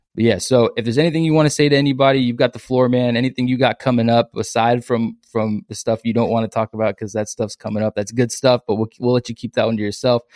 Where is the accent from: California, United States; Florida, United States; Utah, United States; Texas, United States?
Texas, United States; San Antonio; also born or lived in Lufkin, Texas; I'm from San Antonio